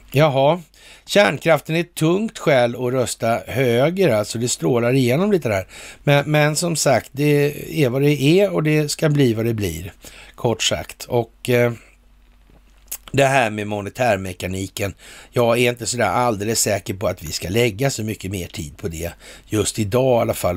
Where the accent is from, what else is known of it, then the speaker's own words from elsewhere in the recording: Sweden; som svensk